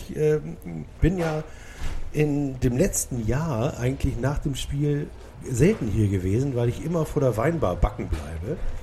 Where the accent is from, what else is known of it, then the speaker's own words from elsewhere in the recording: Hamburg, Germany; ich bin in Blankenese aufgewachsen